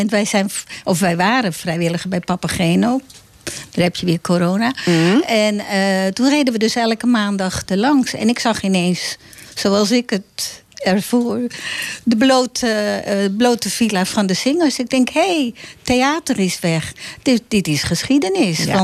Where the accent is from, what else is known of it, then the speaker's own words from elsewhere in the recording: Amsterdam, North Holland, Netherlands; maar ik ben wel geboren op